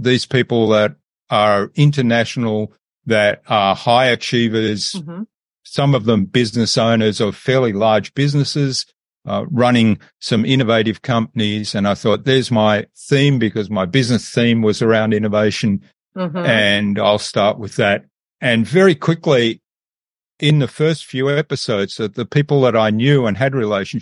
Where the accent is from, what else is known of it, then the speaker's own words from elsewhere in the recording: Australia; also born or lived in Germany / Philadelphia, United States; I was born in Germany, but I did grow up in Australia, went to school in Australia